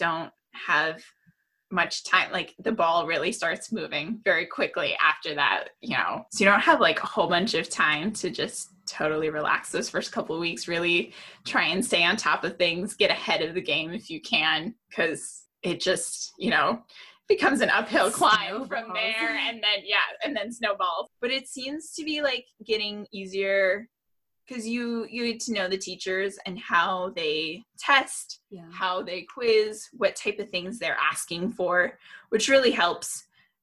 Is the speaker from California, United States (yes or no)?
yes; California, United States; moved away as an adult; now in Slippery Rock, United States; I am born and raised in California